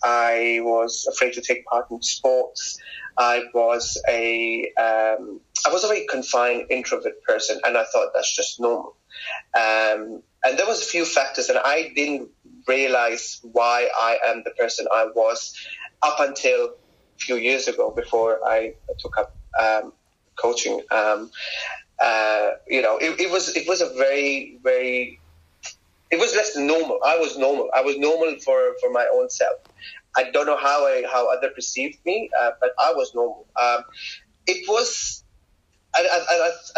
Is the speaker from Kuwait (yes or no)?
yes; Kuwait; moved away as an adult; also born or lived in Pakistan; now in London, United Kingdom; I grew up in Kuwait. I did my school, my college, and I moved to London when I was 19